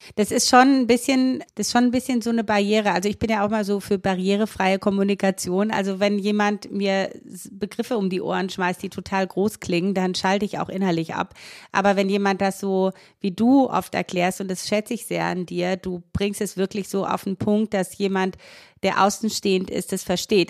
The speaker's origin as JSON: {"language": "German", "country": "Romania", "moved": "yes", "said": "Ich komme ja selber auch aus Rumänien"}